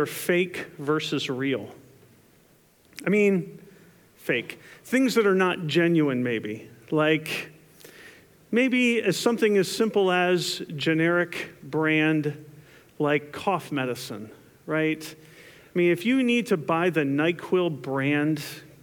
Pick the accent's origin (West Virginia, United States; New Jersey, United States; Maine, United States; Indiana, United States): New Jersey, United States; growing up in New Jersey